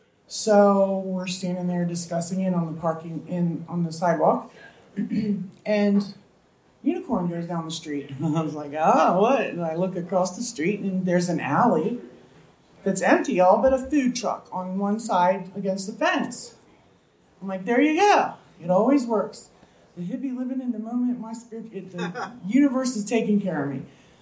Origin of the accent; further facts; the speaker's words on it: East Coast, United States; moved away as an adult; also born or lived in Indiana; now in Moss Beach, United States; I just got here in September. And I'm from the East Coast.